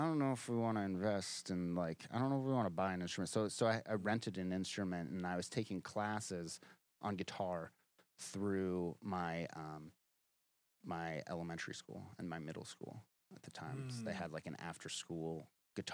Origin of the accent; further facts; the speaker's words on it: Denver, Colorado, United States; moved away as an adult; now in Los Angeles, United States; I am from Denver, Colorado